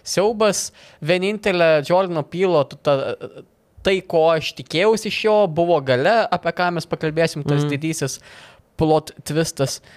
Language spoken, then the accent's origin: Lithuanian; Lithuania; esame lietuviai vos ne iš to paties kraujo, valgom tą, tą patį maistą, tie patys papročiai panašiai.